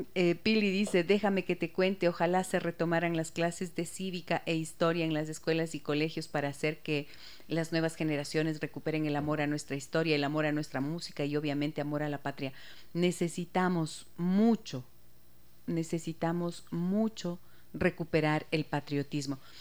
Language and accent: Spanish; Ecuador; lo que somos los ecuatorianos